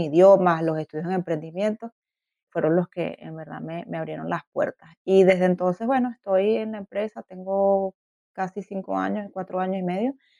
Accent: Venezuela; moved away as an adult; also born or lived in Canada; now in Berlin, Germany; yo soy venezolana de origen

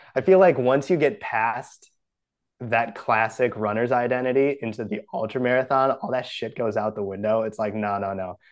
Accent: Brookfield, Wisconsin, United States; moved away; I'm from Brookfield, Wisconsin originally

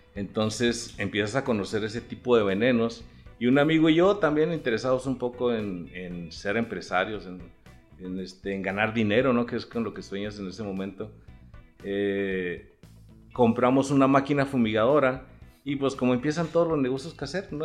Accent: Chihuahua, Mexico; also born or lived in Delicias; nací en el 60, tengo 60. De Chihuahua. De aquí de Chihuahua

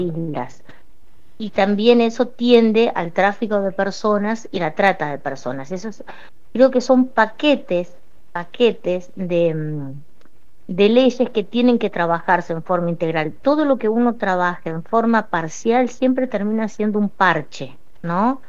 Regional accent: Paraná, Entre Ríos, Argentina; also born or lived in Colombia / Santa Fe; yo vivo en Paraná y toda mi adolescencia la hice en Paraná

